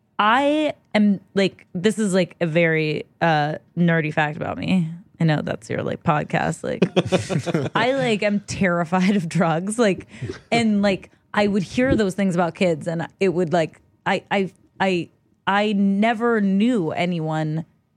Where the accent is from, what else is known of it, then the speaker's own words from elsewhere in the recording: Los Angeles, California, United States; I grew up in Los Angeles, California.